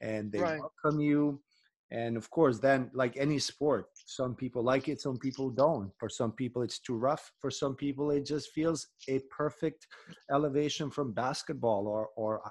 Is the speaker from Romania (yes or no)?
no; Pristina, Kosovo; my hometown in Pristina, Kosovo